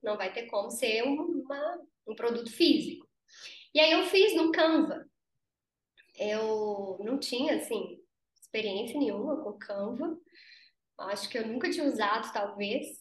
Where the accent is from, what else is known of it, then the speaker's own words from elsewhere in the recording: Conselheiro Lafaiete, Minas Gerais, Brazil; moved away as an adult; now in Belo Horizonte, Brazil; eu sou do interior, eu sou de Lafayette, conselheiro Lafayette.